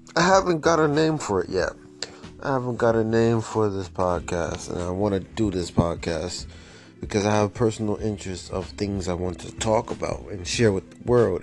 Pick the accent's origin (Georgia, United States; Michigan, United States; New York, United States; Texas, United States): New York, United States; now in Florida, United States; I'm from New York, but I'm living in Florida